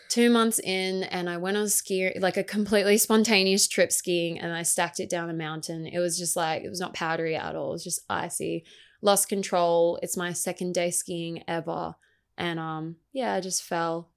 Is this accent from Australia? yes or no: yes; Gold Coast, Queensland, Australia; also born or lived in Brisbane; I grew up on the Gold Coast, um, I've lived here pretty much all my life besides a short stint in Brisbane